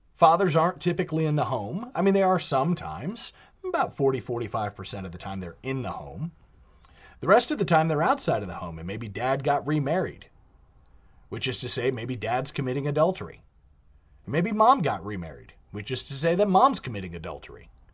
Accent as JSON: {"language": "English", "country": "United States", "said": "Being American"}